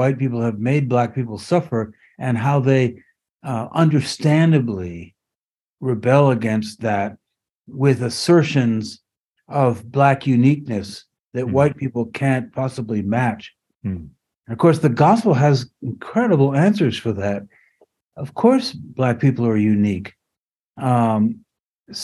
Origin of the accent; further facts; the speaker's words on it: France; moved away; I grew up in France.